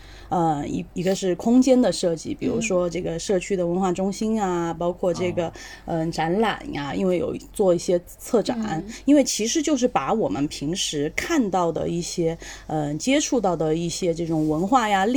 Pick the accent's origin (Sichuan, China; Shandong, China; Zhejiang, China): Sichuan, China; Chengdu; 成都人。